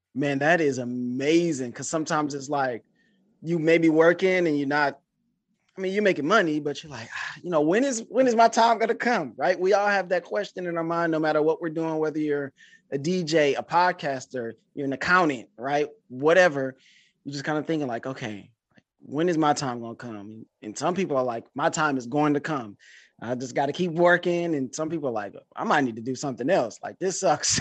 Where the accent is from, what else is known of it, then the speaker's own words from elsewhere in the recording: Detroit, Michigan, United States; I'm from Detroit